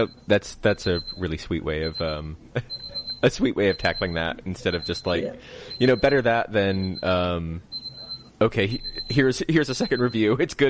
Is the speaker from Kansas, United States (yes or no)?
yes; Kansas, United States; accent: American; moved away as an adult; now in United Kingdom; I'm biased and from Kansas.